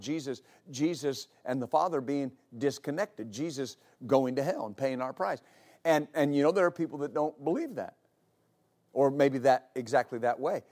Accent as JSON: {"language": "English", "region": "West Texas", "country": "United States", "tie": "born or raised there", "said": "I grew up in West Texas"}